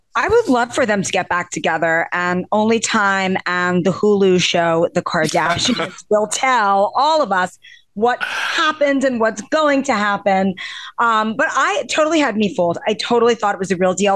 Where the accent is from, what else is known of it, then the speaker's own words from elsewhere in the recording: New York City, New York, United States; I'm from Forest Hills. Forest Hills, Queens